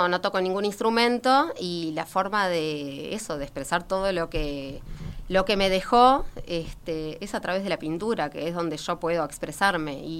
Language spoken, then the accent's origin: Spanish; Montevideo, Uruguay; No, en realidad no, en realidad no nací en Positos. A los tres años este, fui a Positos. Este, este vivía en Goes